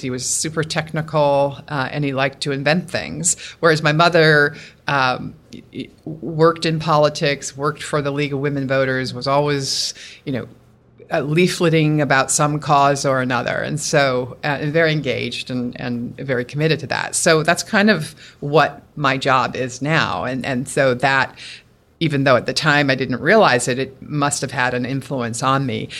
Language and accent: English; Newton, Massachusetts, United States; also born or lived in Bethesda, Maryland; Grew up, grew up in West Newton, Massachusetts, went to Newton North High School